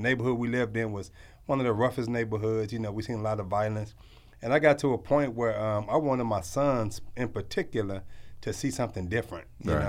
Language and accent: English; St. Louis, Missouri, United States; moved away as an adult; now in Phoenix, United States; But I came originally, you know, my boys was getting older, and I'm from St. Louis.